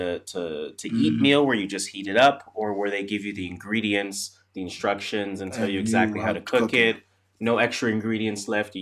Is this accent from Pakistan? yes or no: no; Canada; we are Canadian.